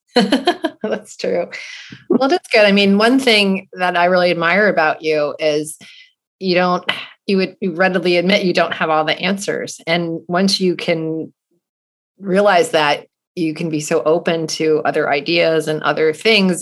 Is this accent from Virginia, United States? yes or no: yes; Charlottesville, Virginia, United States; I grew up in Charlottesville, Virginia